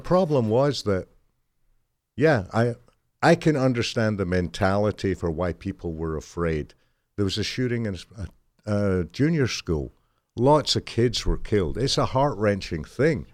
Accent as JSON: {"language": "English", "country": "United Kingdom", "tie": "born or raised there", "moved": "yes"}